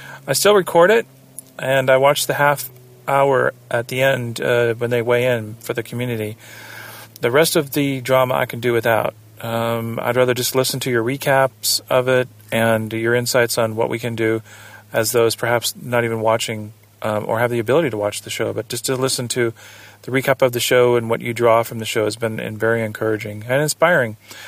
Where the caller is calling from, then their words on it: Southern California, United States; I'm calling you from Southern California and the good old US